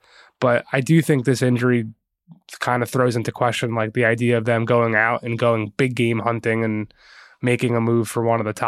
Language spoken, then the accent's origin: English; Philadelphia, Pennsylvania, United States; Really be my matchup because I'm from Philly, live here.